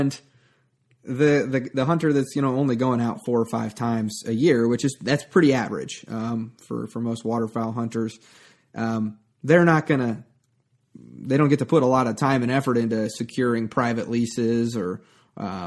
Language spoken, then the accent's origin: English; Nebraska, United States; also born or lived in El Paso, Texas; I'm from Nebraska